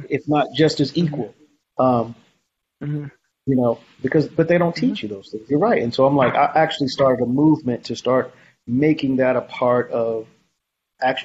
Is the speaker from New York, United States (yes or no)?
yes; New York City, New York, United States; I grew up in Harlem